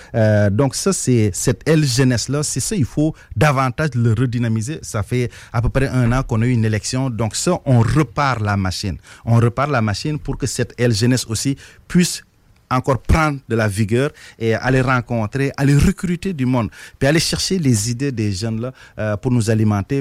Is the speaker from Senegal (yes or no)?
yes; Senegal; moved away as an adult; also born or lived in Trois-Rivières, Canada / Montreal, Canada / Repentigny, Canada; now in Lévis, Canada; je suis originaire du Sénégal